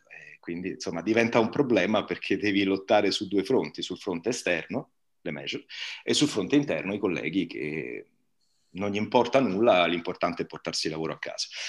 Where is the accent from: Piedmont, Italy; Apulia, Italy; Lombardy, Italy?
Apulia, Italy; Bari; accent: Barese; moved away; a Bari io avevo amici di colore che parlavano in barese